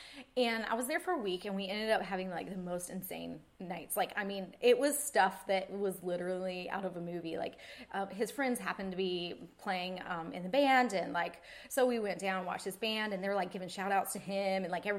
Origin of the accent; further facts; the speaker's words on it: East Coast, United States; you know, I'm a girl from the East Coast, grew up fishing and being so outdoorsy